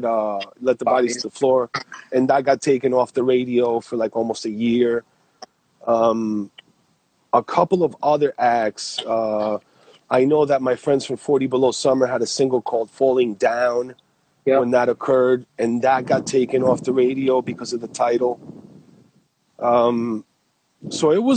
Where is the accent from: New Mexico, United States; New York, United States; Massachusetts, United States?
New York, United States; we're from New York